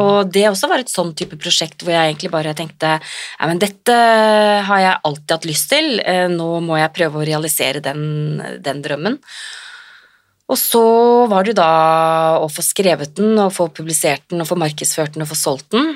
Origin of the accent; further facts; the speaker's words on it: Drammen, Buskerud, Norway; jeg er fra Drammen og Konnerud